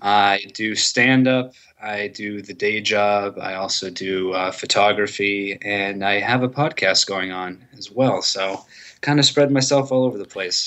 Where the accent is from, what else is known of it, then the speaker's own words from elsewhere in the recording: Manchester, New Hampshire, United States; moved away as an adult; also born or lived in Dover, New Hampshire; now in Medford, United States; I'm from Manchester originally